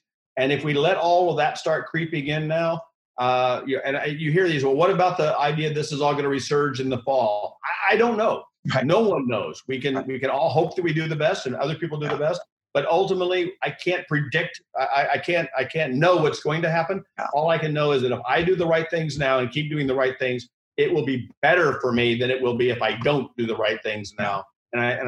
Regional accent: central Missouri, United States; now in New York, United States; I grew up in Missouri. That's where my roots are, in central Missouri

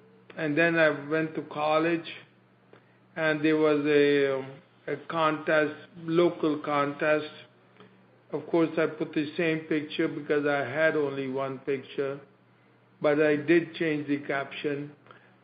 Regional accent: India; moved away as an adult; now in United States; I came from India

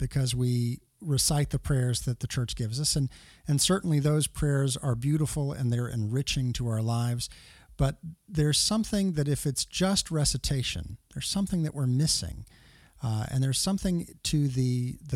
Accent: Tulsa, Oklahoma, United States; my hometown, Tulsa, Oklahoma

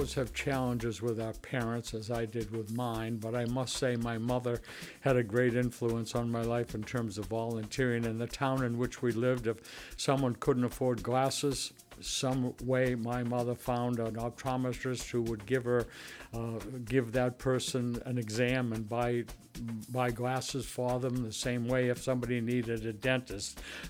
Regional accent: outside of Boston, Massachusetts, United States; also born or lived in Maine / Vermont; now in Washington, D.C. area, United States; I grew up outside of Boston.

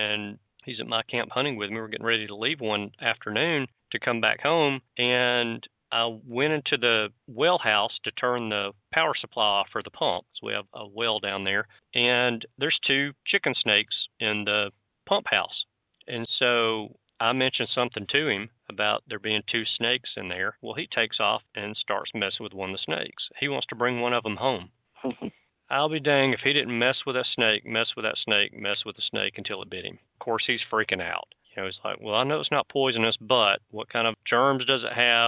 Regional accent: Alabama, United States; I'm from Alabama

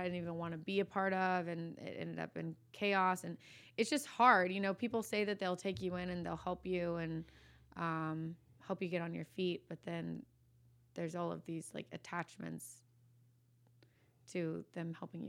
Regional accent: Virginia Beach, Virginia, United States; No, I'm from Virginia originally. Virginia Beach, yeah.

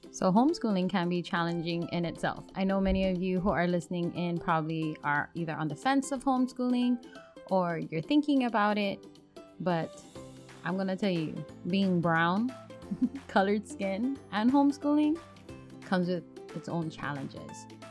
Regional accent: Oahu, Hawaii, United States; moved away as an adult; now in Washington State, United States; mixed plate all together from Hawaii, born and raised, and now living on the mainland in Washington State.

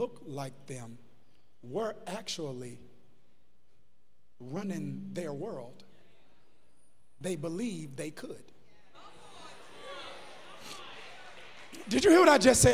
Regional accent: United States; I'm American now

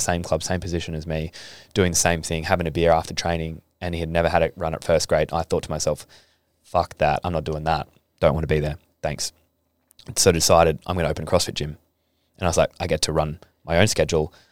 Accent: Adelaide, South Australia, Australia; now in Gold Coast, Australia; I came from Adelaide, and Adelaide's not a rugby league state

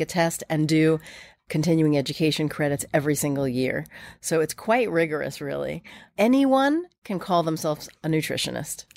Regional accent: New York, United States; I grew up here in New York

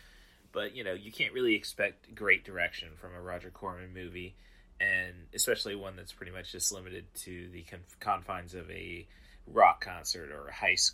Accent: Morton, Illinois, United States; growing up in Morton, Illinois, you live a quiet life, especially when you're well off

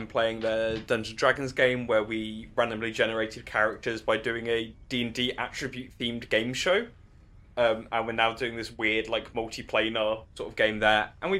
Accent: United Kingdom; accent: standard British; I do a bad American accent in that one as opposed to my standard British accent.

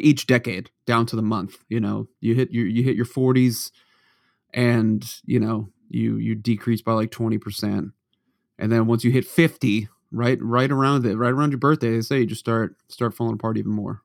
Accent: Norton, Massachusetts, United States; moved away; you and I grew up in Norton, Mass, where we were the only town that wouldn't cancel snow

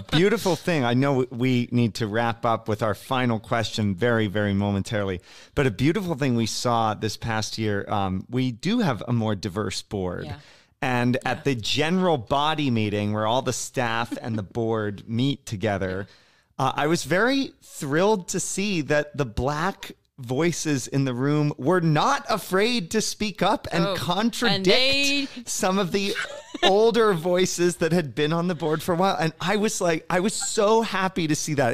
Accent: Cincinnati, Ohio, United States; I am a Cincinnati native, by the way. I grew up in Cincinnati.

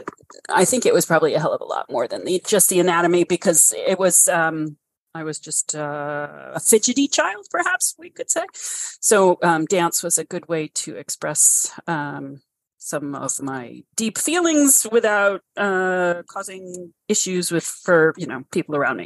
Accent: New York City, New York, United States; moved away; I grew up in Brooklyn Heights

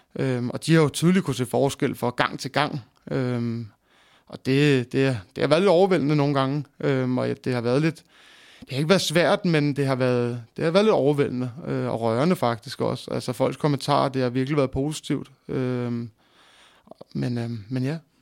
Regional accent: Greve, Zealand, Denmark; jeg er født og opvokset i Greve slash Hundi

